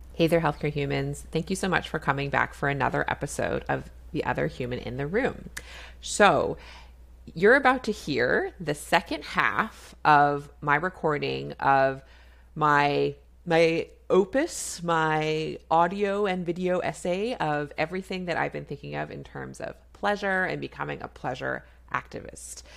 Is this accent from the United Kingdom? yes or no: no; Canada; I'm a Canadian family physician